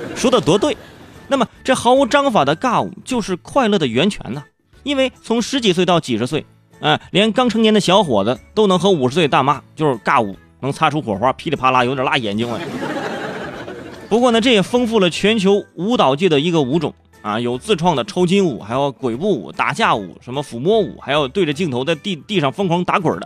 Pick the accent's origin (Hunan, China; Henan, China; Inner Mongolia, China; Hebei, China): Hebei, China; Cangzhou; 我是生在河北沧州，呃，我们那儿呢是个武术之乡